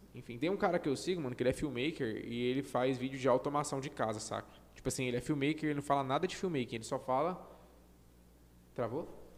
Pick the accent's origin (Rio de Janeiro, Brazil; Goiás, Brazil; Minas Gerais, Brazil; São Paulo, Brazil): Goiás, Brazil; Goiânia; eu acho que eu sou de Goiânia